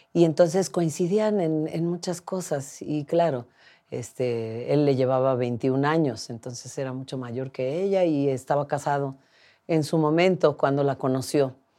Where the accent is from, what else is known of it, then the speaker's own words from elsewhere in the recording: Mixteca region, Oaxaca, Mexico; also born or lived in United States; me regresé a, a unas montañas de la región mixteca, donde yo crecí